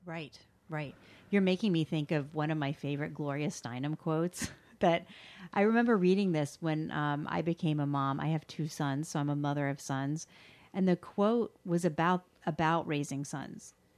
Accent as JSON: {"language": "English", "region": "the South", "country": "United States", "tie": "born or raised there", "said": "I grew up in the South"}